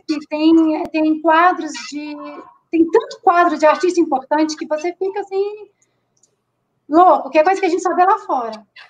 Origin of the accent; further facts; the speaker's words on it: Rio de Janeiro, Brazil; moved away; also born or lived in Rio Grande do Sul; eu sou carioca